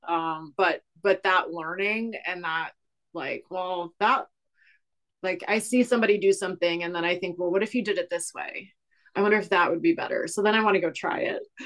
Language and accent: English; Cleveland, Ohio, United States; now in Kansas City, United States; i grew up in a small suburb on the west side of cleveland ohio a very rust belt type area